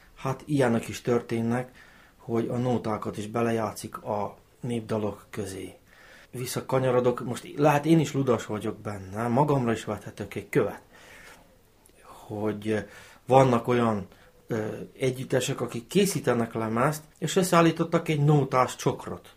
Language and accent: Hungarian; Novi Bečej, Vojvodina, Serbia; accent: Banat ö-ző (őzés); Török becseiek